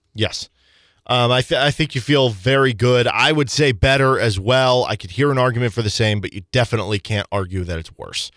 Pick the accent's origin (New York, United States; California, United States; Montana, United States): California, United States; Southern; moved away as an adult; now in Lawrence, United States; I'm from Southern California. I come out to Lawrence